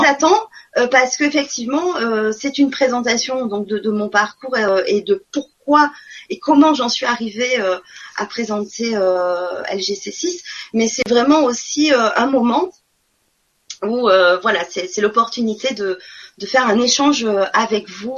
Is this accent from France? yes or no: yes; Marseille, Provence-Alpes-Côte d'Azur, France; accent: southern; moved away as an adult; also born or lived in Nantes; notre ancien appartement à Marseille, parce que je suis du sud, hein, ça doit s'entendre